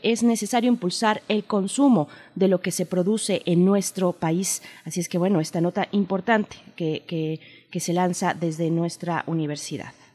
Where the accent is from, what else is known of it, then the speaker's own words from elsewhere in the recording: Mexico; venimos como sociedad mexicana